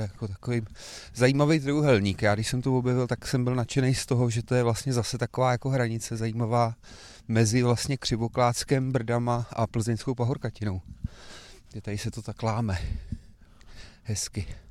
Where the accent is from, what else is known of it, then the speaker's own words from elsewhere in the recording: Kladno, Central Bohemian Region, Czechia; also born or lived in Prague / Slabce; jsem narozený v Praze, ale od dvou let jsem vyrůstal na Kladně